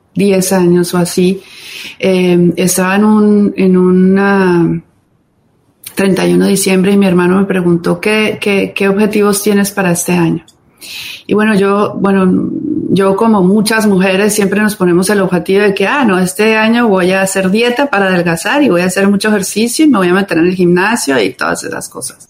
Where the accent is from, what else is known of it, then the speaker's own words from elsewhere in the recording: Cali, Valle del Cauca, Colombia; also born or lived in Bogotá; soy latina, como ustedes bien dijeron, colombiana. Em, nacida en Bogotá, crecí en Cali